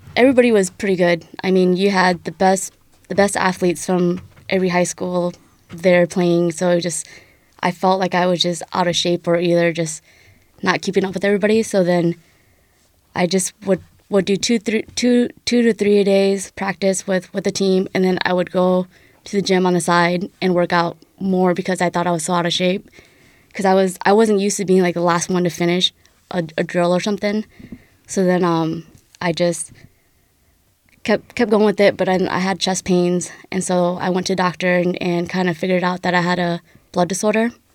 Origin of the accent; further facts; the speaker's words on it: Dakota City, Nebraska, United States; to be technical, I'm from Dakota City. I just went to South City High School